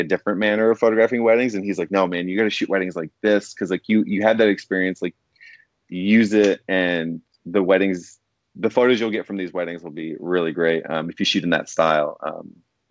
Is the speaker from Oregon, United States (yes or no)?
yes; Portland, Oregon, United States; I grew up in the Portland area